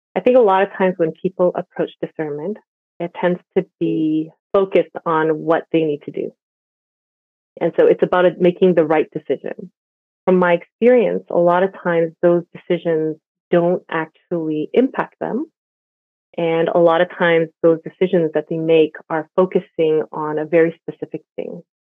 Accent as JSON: {"language": "English", "town": "Montreal", "region": "Quebec", "country": "Canada", "tie": "born or raised there", "also_born_or_lived": "Vancouver", "moved": "as an adult", "lives_now": "Toronto, Canada", "said": "I grew up in Montreal and I've been part of the Korean immigrant church forever"}